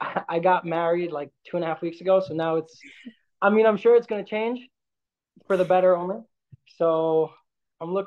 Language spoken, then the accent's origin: English; New York City, New York, United States; moved away as an adult; now in Jerusalem, Israel; I am 21 from Brooklyn, New York, currently living in Jerusalem, Israel